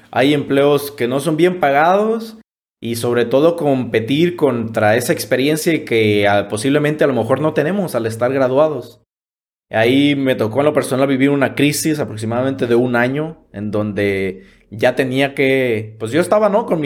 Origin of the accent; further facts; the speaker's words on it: Ixtlán del Río, Nayarit, Mexico; el primero que inició en el municipio de Islán del Río, de donde soy originario, y el segundo en la capital del estado, en Tepic Nayarit.